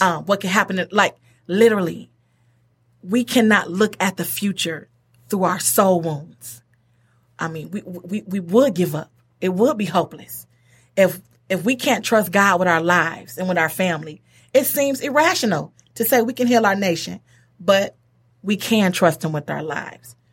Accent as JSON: {"language": "English", "town": "Detroit", "region": "Michigan", "country": "United States", "tie": "born or raised there", "moved": "as an adult", "lives_now": "Pontiac, United States", "said": "I'm from Detroit, everybody. I'm from Detroit. Uh, went to Mumford High School"}